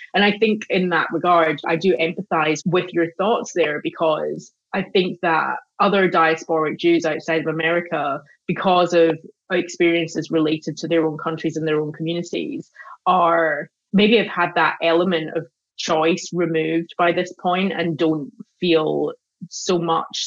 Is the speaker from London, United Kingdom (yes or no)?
no; Glasgow, Scotland, United Kingdom; moved away as an adult; I grew up in Glasgow